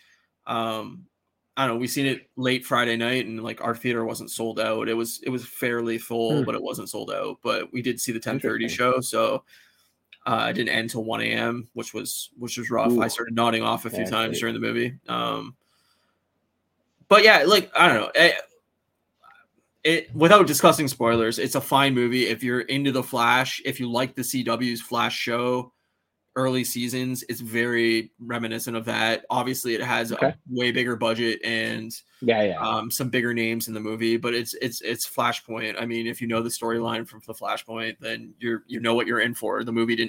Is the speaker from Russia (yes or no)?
no; Canada; as like a Canadian